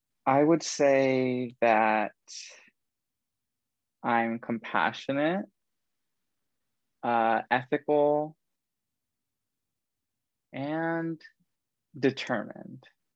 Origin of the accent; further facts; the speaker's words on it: Southern California, United States; moved away as an adult; now in Denver, United States; I'm from California.